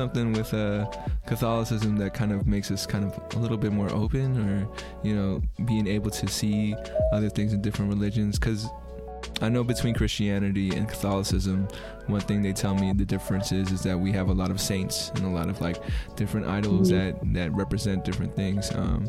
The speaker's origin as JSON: {"language": "English", "country": "Philippines", "said": "And it was like, and I, like, for me being Filipino, I was like, what?"}